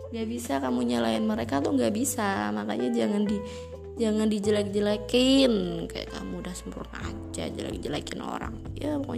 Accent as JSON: {"language": "Indonesian", "region": "Java", "country": "Indonesia", "said": "kayak gue orang Jawa guys gak cocok bilang lo"}